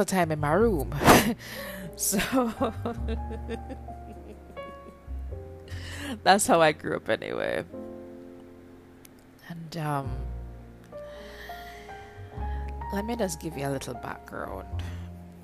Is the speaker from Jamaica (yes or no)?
yes; Kingston, Jamaica; moved away as an adult; now in Canada; I'm from Kingston, Jamaica, and I'm also a Canadian newbie